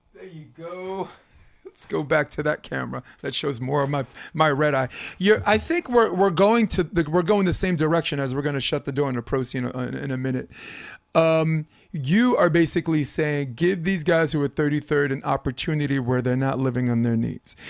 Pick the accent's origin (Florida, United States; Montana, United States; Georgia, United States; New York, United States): New York, United States; moved away; I'm from New York, and I know how it feels to only be able to actually play beach volleyball, like, for, three mon, four, four months out of the year